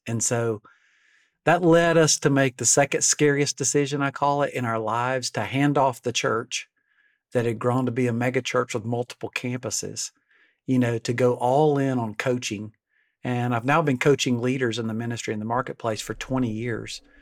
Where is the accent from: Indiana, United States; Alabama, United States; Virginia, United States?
Alabama, United States; I'm from Alabama. We're 48th on every national list